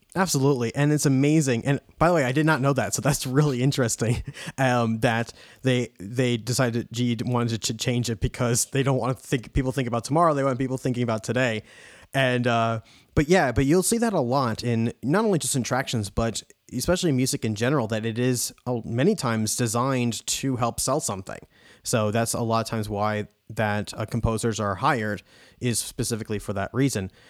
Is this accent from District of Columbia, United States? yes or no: no; New York, United States; we would drive from New York all the way down to Florida